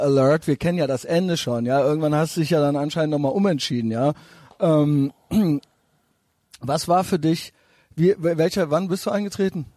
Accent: Cologne, North Rhine-Westphalia, Germany; ich selber als Kölner

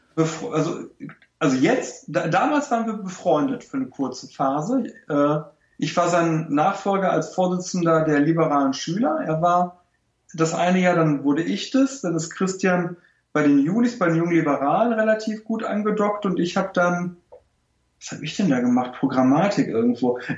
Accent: Germany; also born or lived in Lower Silesia, Poland; bei uns in Deutschland

